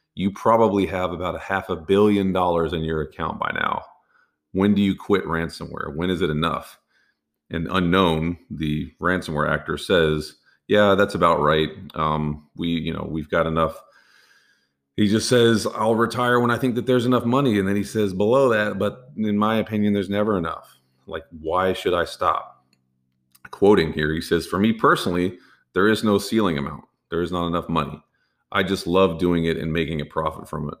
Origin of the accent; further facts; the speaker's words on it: Texas, United States; I'm from Texas